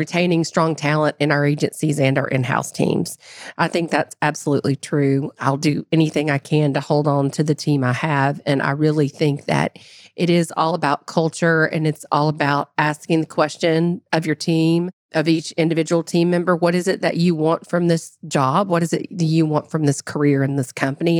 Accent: United States; as an American

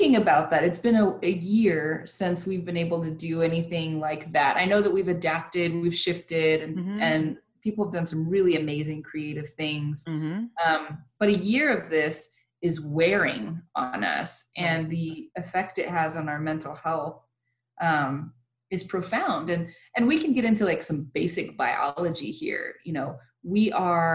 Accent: El Paso, Texas, United States; also born or lived in Lubbock / Phoenix, Arizona / Mexico; born and raised in El Paso

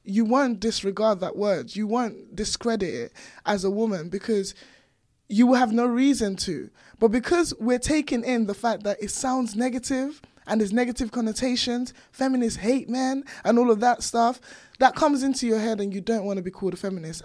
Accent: Nigeria; now in United Kingdom; born and raised in Nigeria, and then coming over here, I had, like, really strong accent

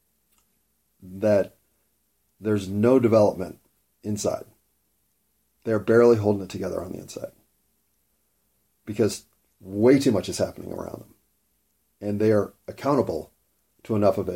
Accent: United States; born or raised there

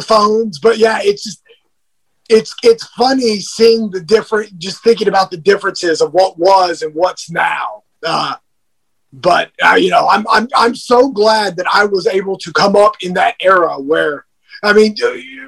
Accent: California, United States; now in Georgia, United States; I was born and raised in California. So when I moved to Georgia

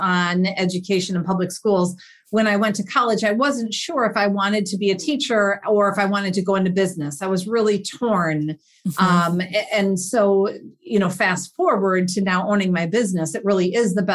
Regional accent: Minnesota, United States; I was born and raised in Minnesota

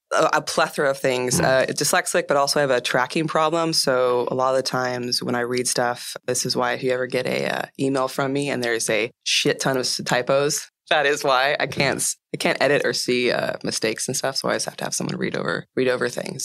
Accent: East Bay, Northern California, United States; also born or lived in Oakland, California; I was born in the Bay Area in Oakland, and I grew up. Um, when I was five, my parents moved from there to about 45 minutes east of Oakland to this really small town. And so I grew up in the East Bay and in Northern California

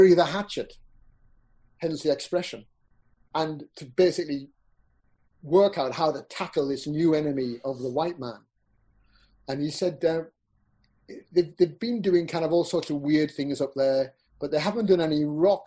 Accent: Peterlee, North East England, United Kingdom; also born or lived in Newcastle; I grew up in Peterlee

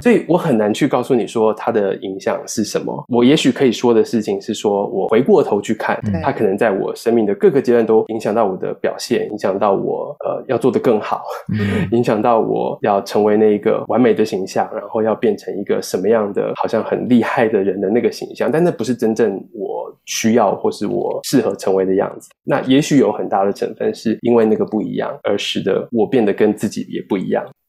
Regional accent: Taiwan; now in Toronto, Canada; 就跟我作为一个台湾人

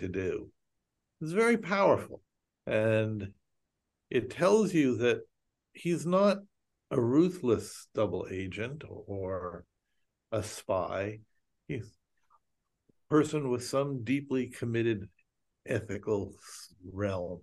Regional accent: United States; Speaking as an American Jew

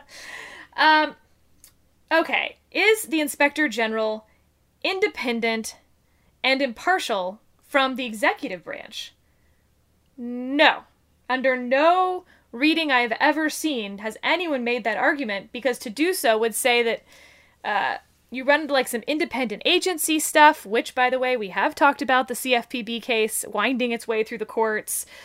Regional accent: United States; we as Americans

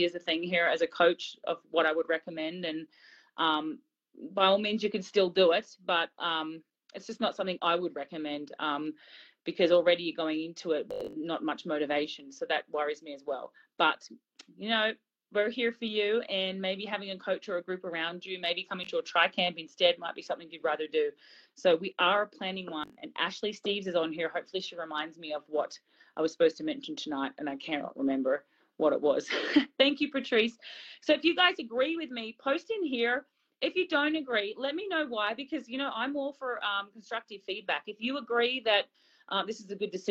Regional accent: Australia; I'm Aussie

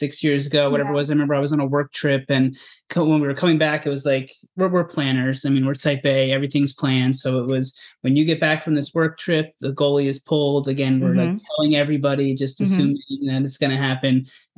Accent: East Coast, United States; I'm from the East Coast

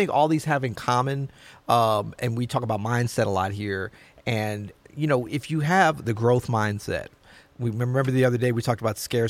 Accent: Florida, United States; born there; I was born in Florida, man. This is like normal.

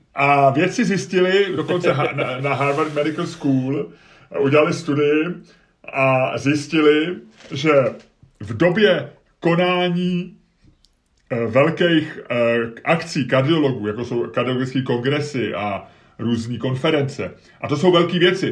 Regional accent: Prague, Czechia; also born or lived in Holešovice, Prague; my jsme se přestěhovali z Olešovic na sídliště, když rodiče dostali byt na sídliště, tak to bylo sice v Troji, ale bylo to de facto sídliště Bohnice

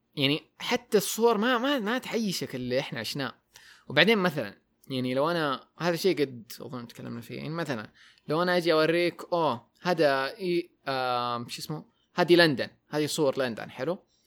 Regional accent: Taif, Makkah Province, Saudi Arabia; moved away; also born or lived in Jeddah; انا ومحباتي من الطائف م. تركنا الطائف ورحنا جده فتره

